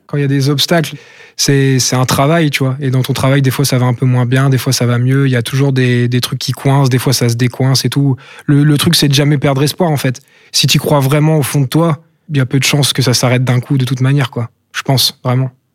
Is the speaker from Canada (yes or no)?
no; Brest, Brittany, France; je me considère plus comme brestois que comme breton